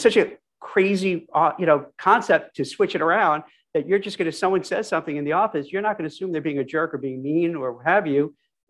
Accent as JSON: {"language": "English", "town": "New York City", "region": "New York", "country": "United States", "tie": "born or raised there", "said": "growing up in Brooklyn before it was, you know, cool and hip, it was really crappy place."}